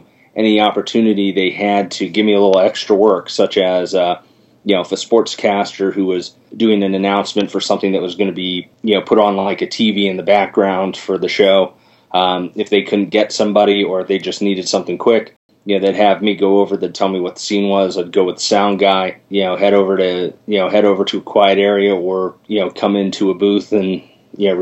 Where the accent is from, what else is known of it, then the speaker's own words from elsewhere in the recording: Philadelphia, Pennsylvania, United States; my hometown of Philadelphia